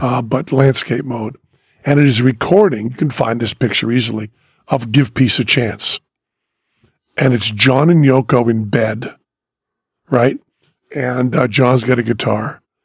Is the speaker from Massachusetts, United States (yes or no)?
yes; Greenfield, Massachusetts, United States; now in Las Vegas, United States; when I was growing up in Greenfield, Massachusetts